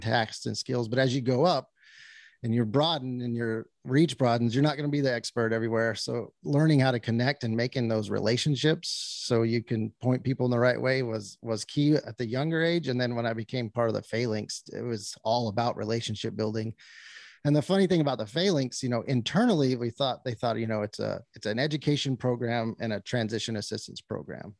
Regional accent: New Mexico, United States; moved away; born and raised in New Mexico on a cattle ranching out there

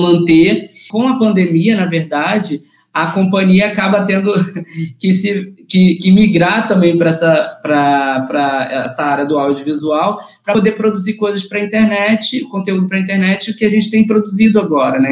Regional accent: Mesquita, Rio de Janeiro, Brazil; da Baixada, que é a região que eu nasci, né, que eu fui criado

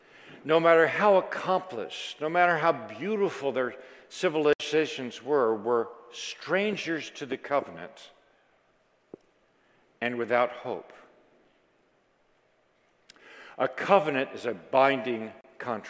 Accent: Washington, District of Columbia, United States; I was raised in Washington, D.C.

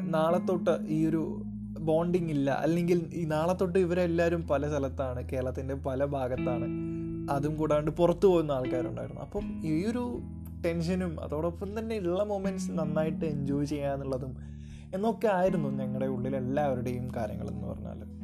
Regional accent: Kozhikode, Kerala, India; accent: Kozhikode slang; ഞാൻ കോഴിക്കോട് സ്ലാങ്ങിലാണ് കുറേയൊക്കെ സംസാരിച്ചുകൊണ്ടിരുന്നത്

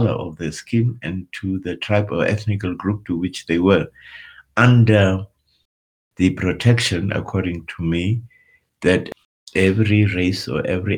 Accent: Walvis Bay, Erongo, Namibia; first language Afrikaans; English is a second language; moved away; also born or lived in Windhoek, Namibia / Oberursel, Germany / Munich, Germany; moved to the coast, and it is where I was born

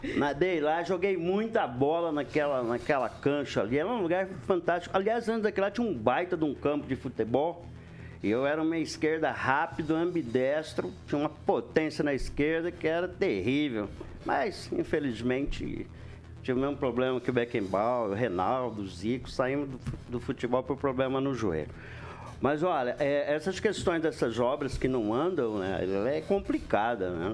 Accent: Brazil; eu sou nascido na Alvorada

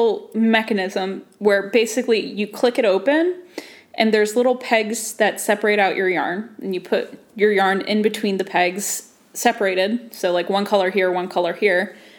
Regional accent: United States; I'm an American

